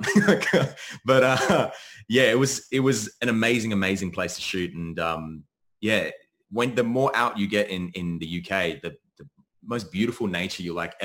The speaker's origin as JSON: {"language": "English", "country": "Australia", "tie": "born or raised there", "also_born_or_lived": "United States", "said": "I'm born in America, but I grew up in Australia."}